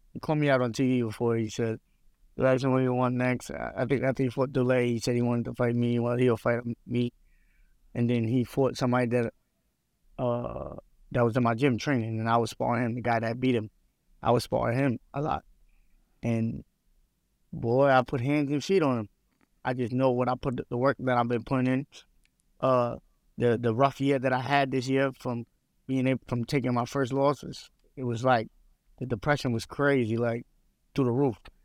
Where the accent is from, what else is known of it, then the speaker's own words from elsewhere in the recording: United States; I'm not Russian. I'm American. I ain't Russian